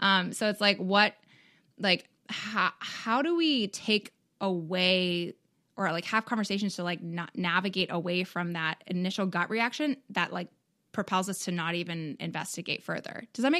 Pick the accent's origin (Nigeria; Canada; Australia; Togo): Canada; now in United States; Like I'm from Canada